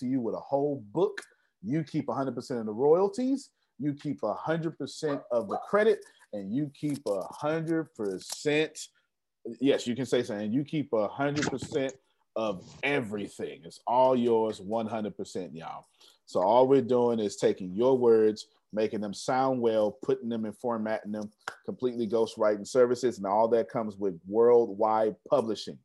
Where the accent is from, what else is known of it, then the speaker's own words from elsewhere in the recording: Texas, United States; I'm just a kid from Texas, from the hood